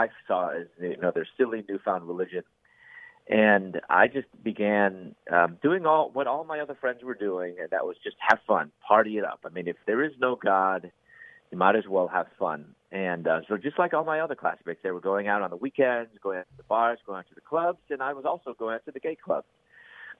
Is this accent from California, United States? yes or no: no; Chicago, Illinois, United States; moved away as an adult; also born or lived in Louisville, Kentucky / Atlanta, Georgia; I'm from Chicago area, and you know, I'm back then. There weren't many Asians there, and so I was picked on for that.